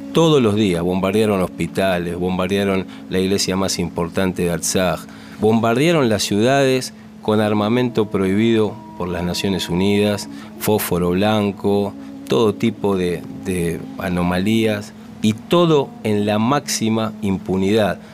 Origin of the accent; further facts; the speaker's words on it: Argentina; Nosotros somos aquí en Argentina 100% argentinos